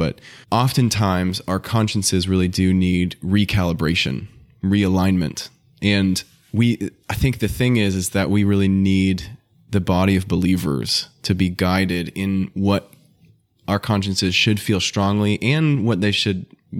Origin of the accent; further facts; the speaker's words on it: New Hampshire, United States; there's a great brother who I grew up in New Hampshire